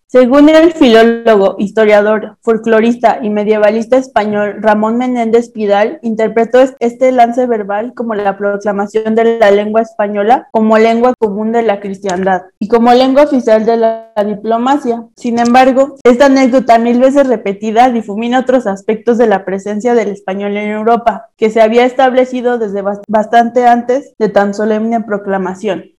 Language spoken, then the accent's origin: Spanish; Mexico City, Mexico; soy de la Ciudad de México